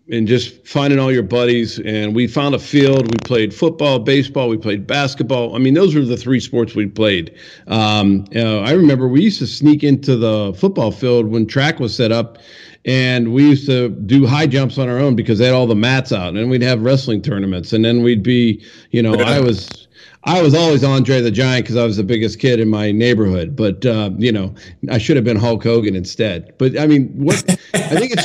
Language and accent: English; Pennsylvania, United States; We had the fire whistle in our small town when I grew up in Pennsylvania